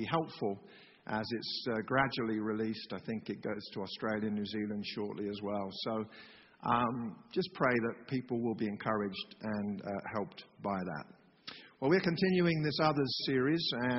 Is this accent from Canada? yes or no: no; England, United Kingdom; moved away; I'm from England